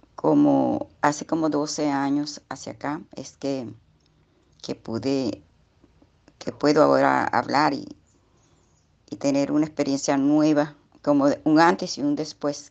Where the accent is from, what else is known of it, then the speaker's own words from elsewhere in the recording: Puerto Cumarebo, Falcón, Venezuela; Estoy comunicándome con ustedes en este día desde Venezuela, desde un puerto que se llama Puerto Cumarevo. Estado Falcón.